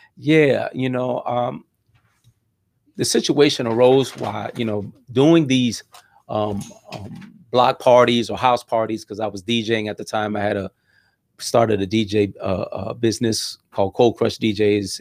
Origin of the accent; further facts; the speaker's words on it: Miami Gardens, Florida, United States; also born or lived in Cutler Ridge; we settled down in, in, in, in Ca, in, in Carroll City area, and, and that's where I grew up